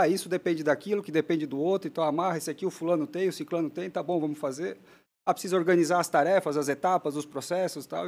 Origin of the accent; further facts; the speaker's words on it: Blumenau, Santa Catarina, Brazil; A gente nasceu em Blumenau, minha família está lá